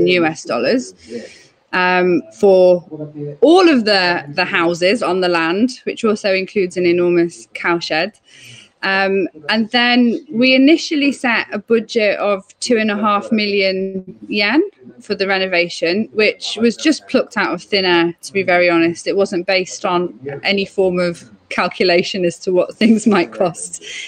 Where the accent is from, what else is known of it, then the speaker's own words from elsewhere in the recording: England, United Kingdom; I'm English.